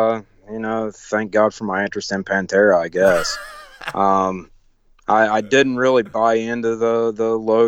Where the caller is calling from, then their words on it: Nashville, Tennessee, United States; Nashville. Tennessee.